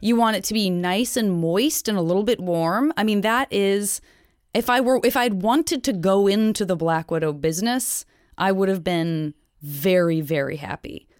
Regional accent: Tucson, Arizona, United States; moved away; I grew up around them in Tucson, Arizona

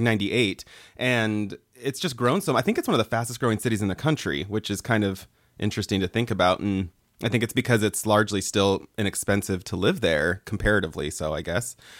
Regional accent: Boise, Idaho, United States; moved away as an adult; also born or lived in Mexico; growing up in Boise

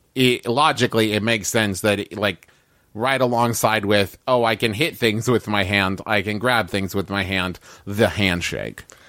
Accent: United States; I was raised here in America

